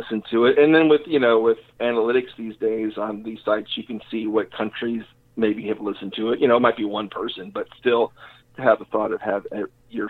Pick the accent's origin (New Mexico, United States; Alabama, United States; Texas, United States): Texas, United States; Humble; growing up in Humble